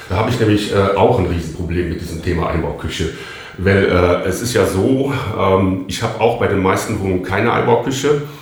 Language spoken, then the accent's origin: German; Cologne, North Rhine-Westphalia, Germany; Ja gut, ich bin ja aus Köln, dann denke ich immer erst äh, erstmal an den Rhein.